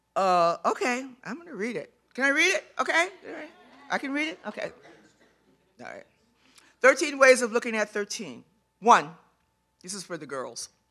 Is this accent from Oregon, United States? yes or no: no; Chicago, Illinois, United States; graduating from Chicago Public Schools